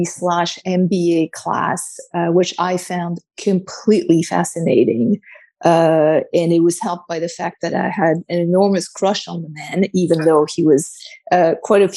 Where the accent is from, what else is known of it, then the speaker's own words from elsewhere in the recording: Paris, Île-de-France, France; moved away as an adult; also born or lived in New York; I was born and raised in Paris